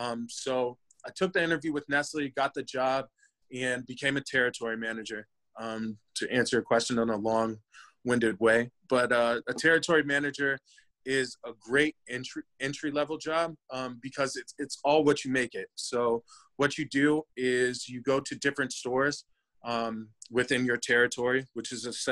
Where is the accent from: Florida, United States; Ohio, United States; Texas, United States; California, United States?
Ohio, United States; Cincinnati; born there; also born or lived in Michigan / Denver; I was born in Cincy. We moved to Michigan, then back to Ohio, and then out to Denver.